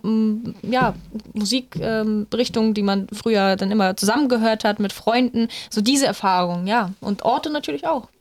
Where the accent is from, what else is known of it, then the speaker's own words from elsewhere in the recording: Bulgaria; now in Germany; Ich komme aus Bulgarien